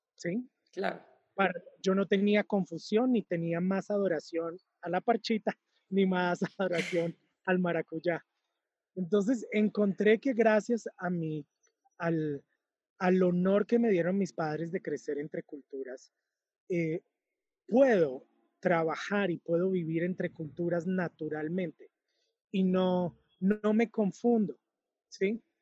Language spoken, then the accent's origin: Spanish; Cúcuta, Norte de Santander, Colombia; moved away; yo nací en Cúcuta, Cúcuta es una ciudad con frontera con Venezuela